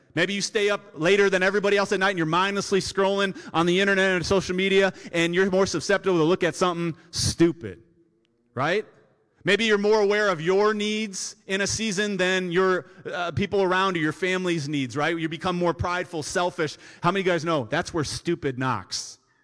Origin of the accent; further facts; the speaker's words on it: United States; I grew up in Shenandoah, a subdivision here off of Old twenty-three